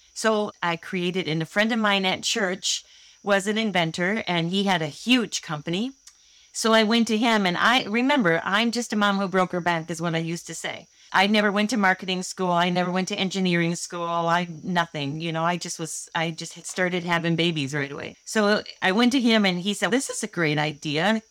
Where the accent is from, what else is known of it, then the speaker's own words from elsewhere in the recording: Holland, Michigan, United States; I grew up in Holland, Michigan, and I've never moved more than seven miles away from where I grew up.